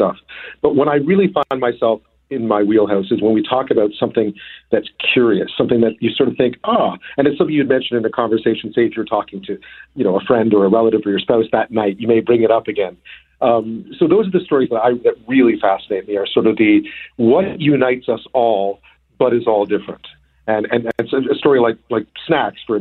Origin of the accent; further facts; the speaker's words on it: Montreal, Quebec, Canada; also born or lived in Edmonton; Born and raised in Montreal, but lived in Edmonton as a child for a while.